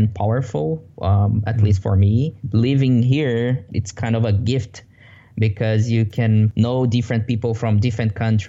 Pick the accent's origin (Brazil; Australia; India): Brazil; English is a second language; moved away as an adult; now in Vancouver, Canada; I'm originally from Brazil. I have been here in Canada since March 2015